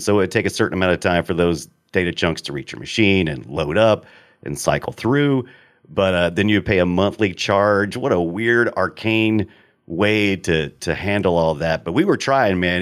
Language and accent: English; United States; I'm an American